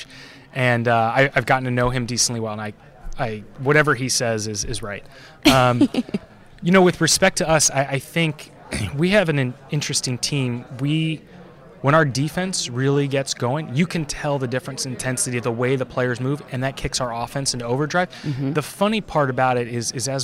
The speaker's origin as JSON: {"language": "English", "area": "Bay Area", "region": "California", "country": "United States", "tie": "born or raised there", "said": "I grew up in the Bay Area"}